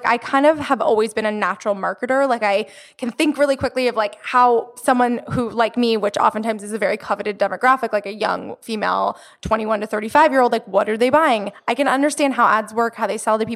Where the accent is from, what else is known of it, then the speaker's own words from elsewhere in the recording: Florida, United States; moved away as an adult; also born or lived in New York City; now in Los Angeles, United States; I'm from Florida